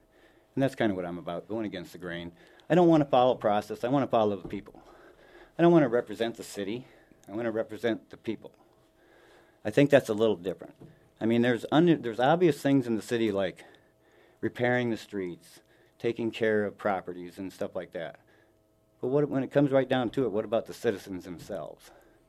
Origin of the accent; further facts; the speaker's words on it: Sioux Falls, South Dakota, United States; Here in Sioux Falls.